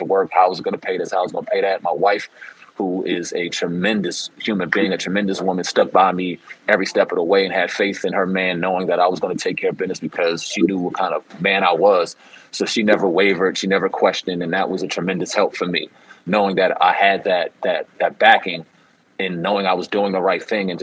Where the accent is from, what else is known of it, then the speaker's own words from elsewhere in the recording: New Jersey, United States; I'm from South Jersey area